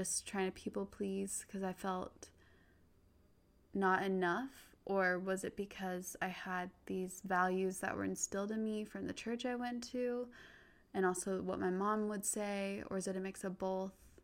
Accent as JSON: {"language": "English", "region": "Utah", "country": "United States", "tie": "born or raised there", "said": "I grew up in Utah, predominantly white"}